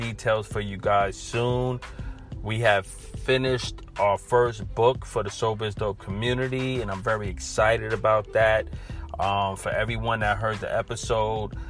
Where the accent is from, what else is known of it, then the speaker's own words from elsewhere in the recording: New York City, New York, United States; I'm from Brooklyn, New York